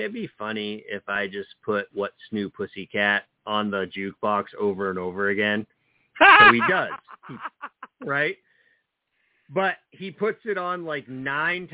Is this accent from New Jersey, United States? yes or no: yes; New Jersey, United States; now in Maine, United States; well, New Jersey, but I've lived in Maine for quite a while now